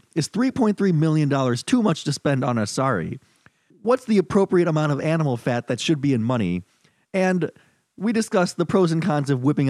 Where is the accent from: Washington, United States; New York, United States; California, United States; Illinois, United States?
Illinois, United States; Chicago; moved away; I'm from Chicago, but I stayed in the city